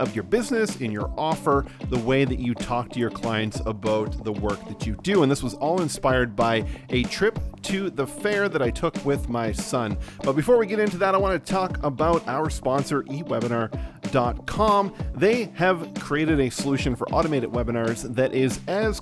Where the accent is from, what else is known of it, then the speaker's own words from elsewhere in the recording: Nova Scotia, Canada; also born or lived in West Coast of Canada; So we are in rural Nova Scotia on the east coast of Canada